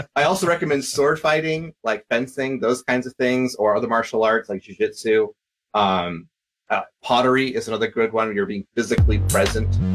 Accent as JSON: {"language": "English", "town": "Vancouver", "region": "Washington", "country": "United States", "tie": "born or raised there", "also_born_or_lived": "Tennessee / Texas / Ireland", "moved": "yes", "lives_now": "Fargo, United States", "said": "I uh, grew up down in Vancouver area, right across from Portland"}